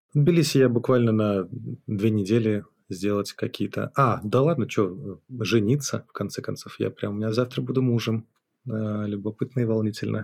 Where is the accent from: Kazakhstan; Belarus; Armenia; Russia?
Belarus; Minsk; moved away as an adult; also born or lived in Kyiv, Ukraine / Genoa, Italy; Я родился в Минске, занимался всю жизнь своим музыкальным бизнесом, делал концерты, музыкальные заведения